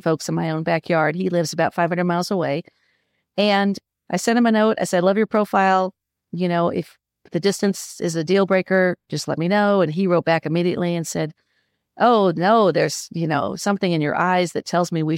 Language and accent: English; Midwest, United States; also born or lived in Los Angeles; now in North Carolina, United States; Born and bred in the Midwest, but I've been in North Carolina for close to 20 years after about 20 years in Los Angeles